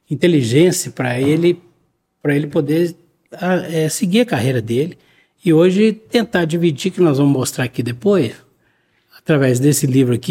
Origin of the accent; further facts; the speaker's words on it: Poços de Caldas, Minas Gerais, Brazil; Eu sou natural de Poços de Caldas, sou da terra